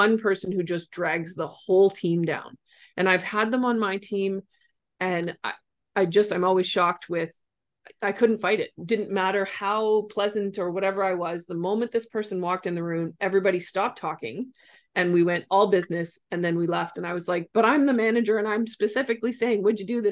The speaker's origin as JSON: {"language": "English", "region": "Ontario", "country": "Canada", "said": "I'm from Ontario and Canada"}